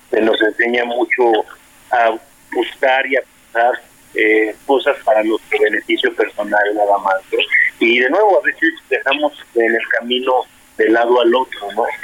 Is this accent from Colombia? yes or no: no; Mexico; parte de nuestra eh, identidad como mexicanos.